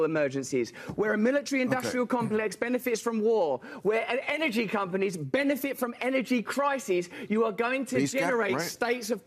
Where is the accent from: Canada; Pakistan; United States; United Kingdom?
United Kingdom; England; I'm English